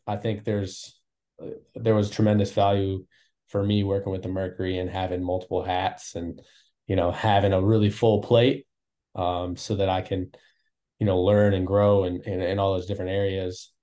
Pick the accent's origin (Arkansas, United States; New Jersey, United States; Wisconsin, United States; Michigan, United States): Wisconsin, United States; moved away as an adult; also born or lived in Houston, United States; now in Phoenix, United States; originally I'm from Wisconsin.